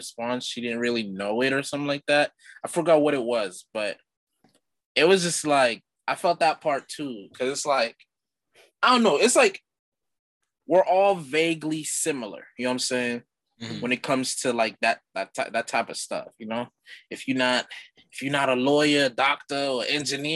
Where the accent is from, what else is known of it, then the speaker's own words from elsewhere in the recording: Haiti; moved away; growing up Haitian. I mean, I was born in Haiti, so I'm cultured